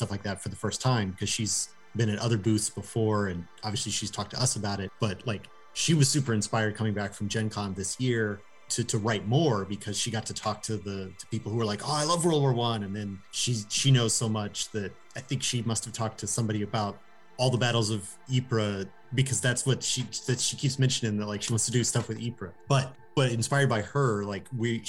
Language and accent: English; United States; I'm an American